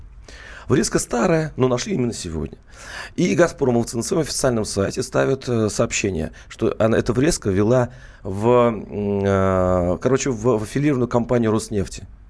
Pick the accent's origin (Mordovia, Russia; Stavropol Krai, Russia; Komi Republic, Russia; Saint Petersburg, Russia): Mordovia, Russia; я, кстати, сам э, родом из Национальной Республики Мордовия.